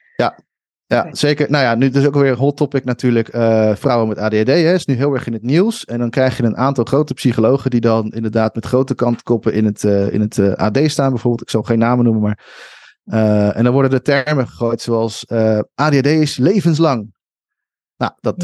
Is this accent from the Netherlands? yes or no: yes; Schiedam, South Holland, Netherlands; moved away; ik kom uit Schiedam en, eh, en daar had je dan de Hoge Straat